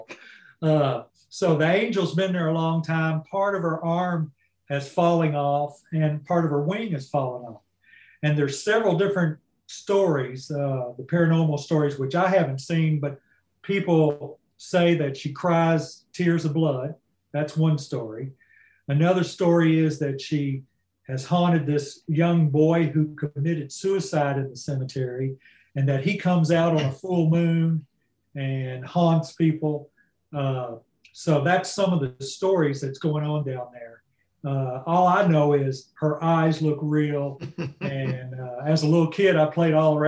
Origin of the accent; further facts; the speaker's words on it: Madisonville, Kentucky, United States; I'm from Western Kentucky. Madisonville, Kentucky's the town. I actually grew up in the country, and four houses down from where I grew up is a cemetery